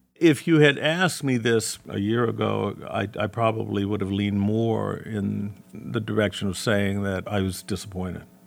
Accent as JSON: {"language": "English", "town": "Gary", "region": "Indiana", "country": "United States", "tie": "born or raised there", "also_born_or_lived": "Chicago / Hammond, Indiana", "moved": "as an adult", "lives_now": "Detroit, United States", "said": "I was offered a job in my hometown at a bigger station, Gary, Indiana"}